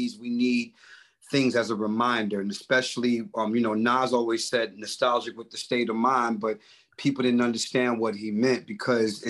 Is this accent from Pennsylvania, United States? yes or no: no; New York City, New York, United States; the 90s for me growing up in Brooklyn